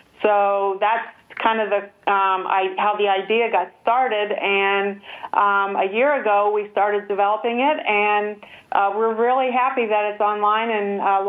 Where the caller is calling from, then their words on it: Washington, United States; No, we're on the West Coast. I'm at Joint Base Lewis-McChord.